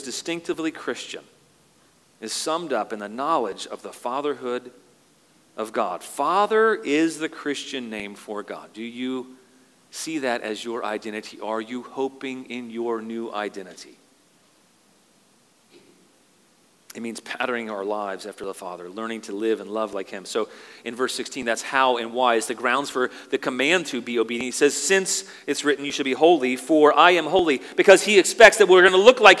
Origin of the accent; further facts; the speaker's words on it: United States; moved away as an adult; now in Canada; I'm an American.